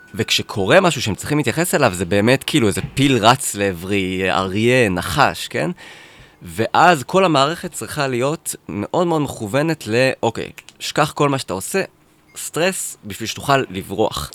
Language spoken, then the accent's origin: Hebrew; Netanya, Central District, Israel; גדלתי בנתניה